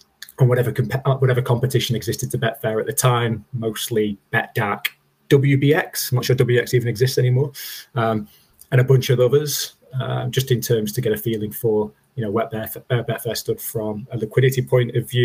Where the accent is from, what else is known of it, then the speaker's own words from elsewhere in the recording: Stockport, North West England, United Kingdom; moved away as an adult; now in London, United Kingdom; So I'm from the north of England, a lovely little town called Stockport, which is just in Greater Manchester. Okay. So grew up there